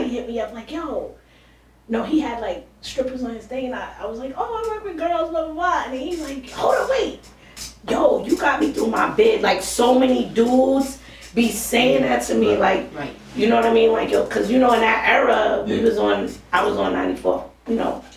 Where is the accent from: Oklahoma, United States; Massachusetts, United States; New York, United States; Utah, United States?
Massachusetts, United States; Boston; born, raised, Dorchester